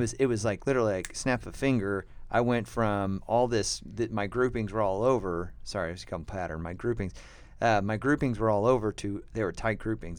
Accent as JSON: {"language": "English", "country": "United States", "said": "we're American"}